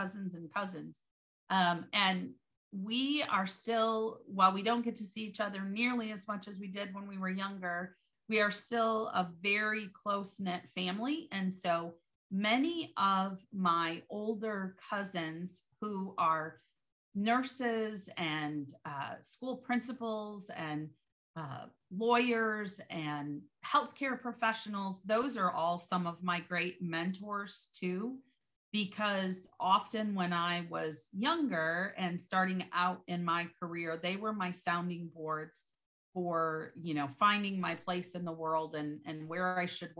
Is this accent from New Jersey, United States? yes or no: no; Michigan, United States; my mom actually owned a bakery for about 25 years where I grew up in Michigan